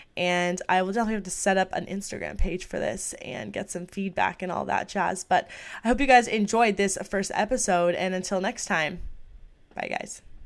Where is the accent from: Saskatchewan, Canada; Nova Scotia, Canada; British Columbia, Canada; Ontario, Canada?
Ontario, Canada; outside Toronto; I was born and raised in Canada. I'm not gonna say the exact city, but I'm just a little bit outside of Toronto.